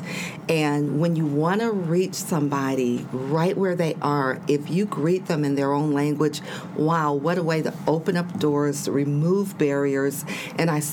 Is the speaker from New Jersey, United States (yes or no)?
no; Chicago, Illinois, United States; moved away as an adult; also born or lived in Ohio; now in Normal, United States; I'm a native of Chicago